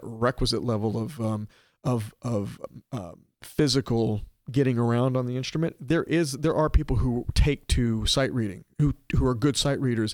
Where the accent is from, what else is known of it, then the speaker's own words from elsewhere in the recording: Little Rock, Arkansas, United States; moved away as an adult; I grew up in Little Rock, Arkansas